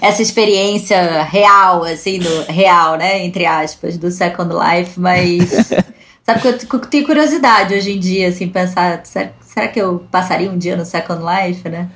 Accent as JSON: {"language": "Portuguese", "country": "Brazil", "said": "A gente, como brasileiro"}